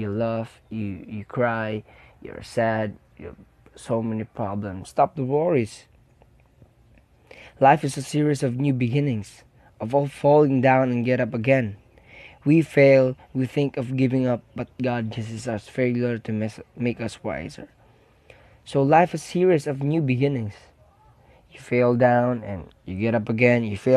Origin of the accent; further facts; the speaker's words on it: Philippines; I am a Filipino. Filipinos are caring people.